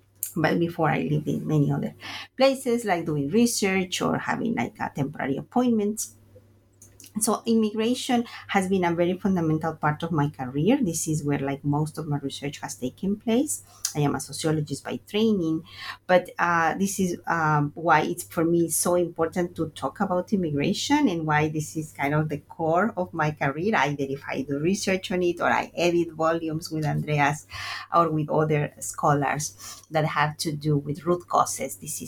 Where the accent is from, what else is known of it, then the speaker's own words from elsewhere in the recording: Veracruz, Mexico; So I'm from Veracruz, Mexico, and my first migration was internal. It happened when I went to college.